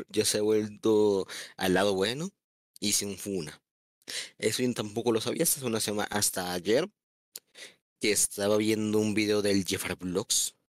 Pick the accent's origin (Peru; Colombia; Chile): Colombia; pidan que no queramos chisme cuando veamos algo interesante en el chat, porque somos colombianos.